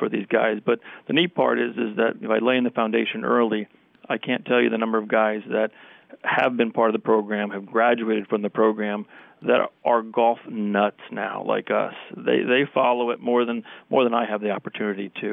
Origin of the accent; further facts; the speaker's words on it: Princeton, New Jersey, United States; I grew up in the town of Princeton, born and raised